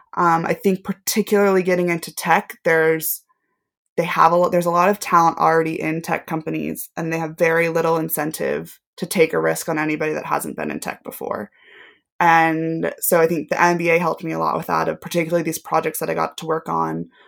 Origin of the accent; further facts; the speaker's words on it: Knoxville, Tennessee, United States; moved away as an adult; also born or lived in Washington, D.C. / Manchester, United Kingdom; now in United Kingdom; a television network group, um, headquartered in my hometown